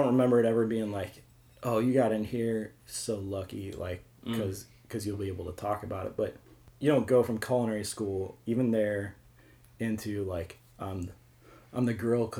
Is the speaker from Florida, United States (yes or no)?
no; St. Louis, Missouri, United States; also born or lived in Kirksville, Missouri / New York; I grew up in St. Louis. Grew up in Baldwin, moved to Fenton, then went to Truman State in Kirksville, then moved back here for a while.